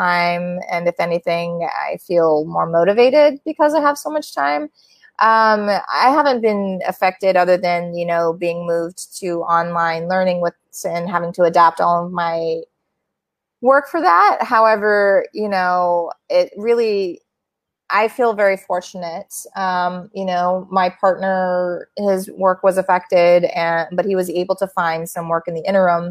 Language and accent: English; Midwest, United States; moved away; I'm from the Midwest and they live there